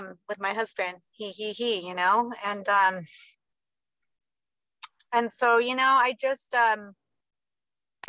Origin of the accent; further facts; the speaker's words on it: Southern California, United States; also born or lived in Riverside, California; now in Bakersfield, United States; I'm from SoCal. I started my recovery in Riverside, California. We're now in Bakersfield